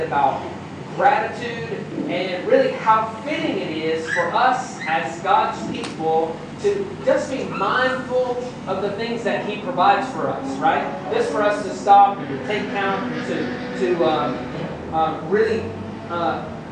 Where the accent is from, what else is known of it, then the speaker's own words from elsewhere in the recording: United States; as an American